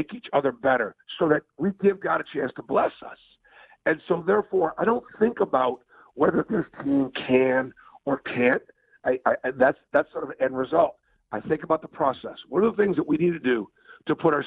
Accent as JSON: {"language": "English", "region": "Northeast", "country": "United States", "tie": "born or raised there", "moved": "yes", "said": "growing up in the Northeast"}